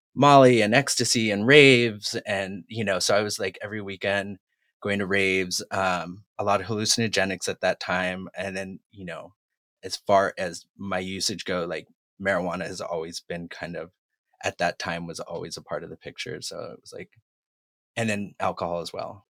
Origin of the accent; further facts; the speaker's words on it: Massachusetts, United States; moved away as an adult; now in Los Angeles, United States; I'm originally from Massachusetts. I've lived in L A now for about twenty-two years